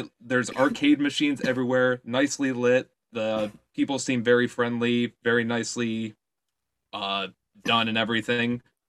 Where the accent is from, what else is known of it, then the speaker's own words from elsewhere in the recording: United States; How easy is it for me as an American to use this service?